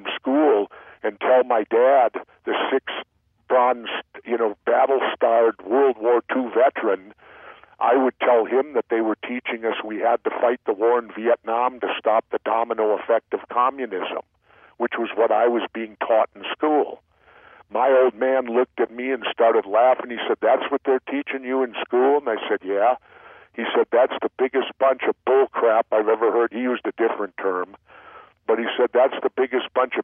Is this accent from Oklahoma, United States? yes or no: no; Minneapolis, Minnesota, United States; I grew up in South Minneapolis.